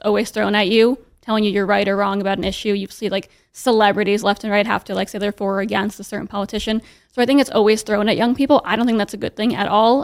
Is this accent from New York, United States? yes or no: yes; New York City, New York, United States; I was, like, very, very lucky growing up in New York City.